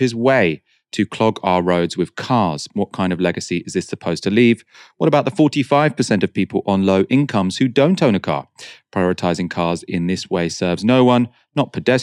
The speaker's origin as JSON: {"language": "English", "region": "London", "country": "United Kingdom", "tie": "born or raised there", "said": "a born and bred Londoner"}